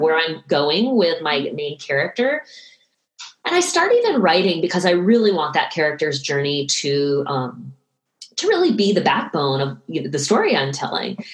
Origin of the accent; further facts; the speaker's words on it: right outside of Boston, Massachusetts, United States; I grew up right outside of Boston